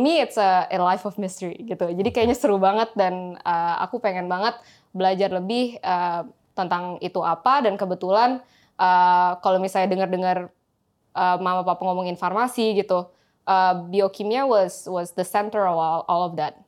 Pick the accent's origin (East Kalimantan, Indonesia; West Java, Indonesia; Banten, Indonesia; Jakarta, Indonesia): Jakarta, Indonesia; moved away; also born or lived in Singapore / United States; Saya lahirnya di Singapura, okay. terus habis itu dua bulan langsung dibawa ke Jakarta